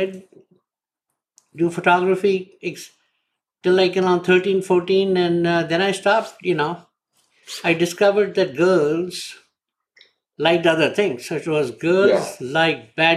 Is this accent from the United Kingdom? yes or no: no; India; moved away as an adult; now in United States; I lived my first 30 years in India